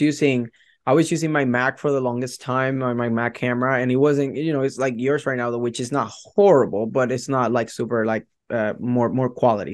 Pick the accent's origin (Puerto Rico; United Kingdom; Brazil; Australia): Puerto Rico; English is a second language; moved away as an adult; now in Hillsboro, United States; my heart will always be in Puerto Rico, right? I'm from Puerto Rico